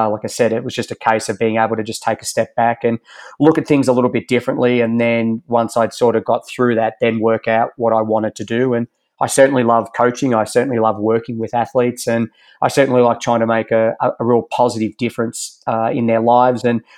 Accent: Geelong, Victoria, Australia; moved away as an adult; also born or lived in Ballarat; now in Boulder, United States; where I'm from in Geelong

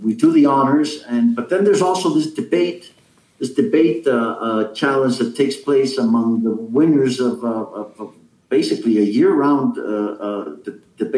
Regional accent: Mexico; I'm from Mexico.

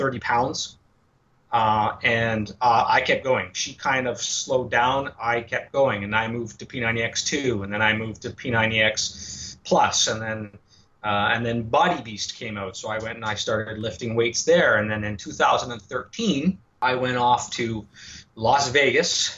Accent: Montreal, Quebec, Canada; born and raised in Montreal.

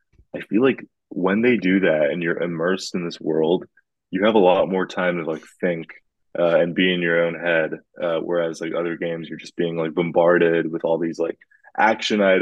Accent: California, United States; I'm from California, I like the sunny warmth

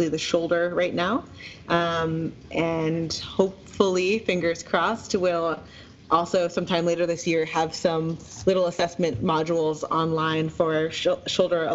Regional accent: New York, East Coast, United States; now in Seattle, United States; growing up on the East Coast, in like the New York, New Jersey area

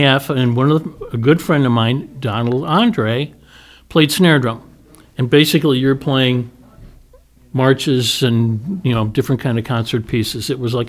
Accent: Lombard, Illinois, United States; also born or lived in Westchester, Illinois; And then we moved to Lombard. Okay. And I grew up in Lombard, junior high and high school.

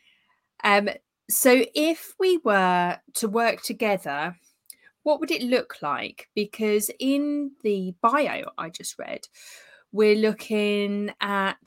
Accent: London, United Kingdom; moved away as an adult; now in Southbourne, United Kingdom; I was born and brought up in London.

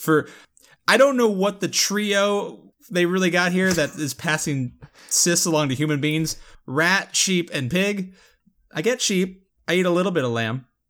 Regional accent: Florida, United States; I am from Florida

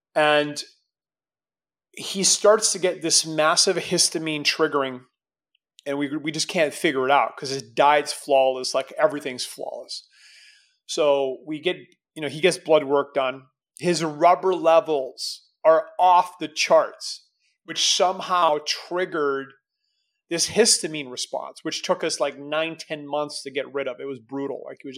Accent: Canada; as a Canadian kid

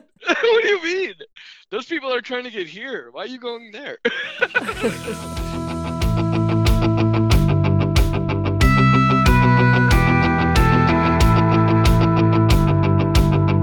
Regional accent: United States; I'm American

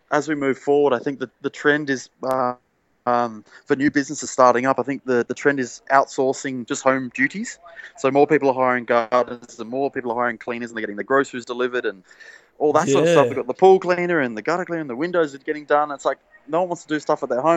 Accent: Sydney, New South Wales, Australia; also born or lived in Lower North Shore, Sydney; I grew up on the Northern Beaches. Now I live on the Lower North Shore, for anyone who knows Sydney very well

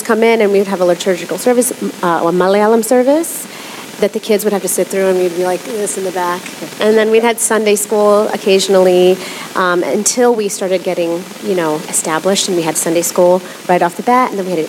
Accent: Philadelphia, Pennsylvania, United States; also born or lived in Kerala, India; I grew up in Philadelphia

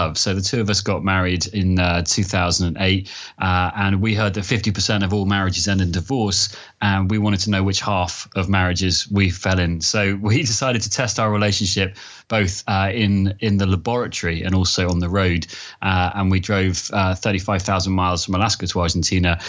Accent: London, United Kingdom; I'm from London, and I work in advertising

